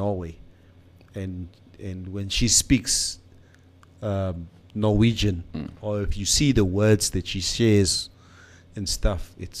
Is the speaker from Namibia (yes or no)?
yes; Namibia; because I come from Karatura where there's a quagmire of Nama, Tamara, Afrikaans.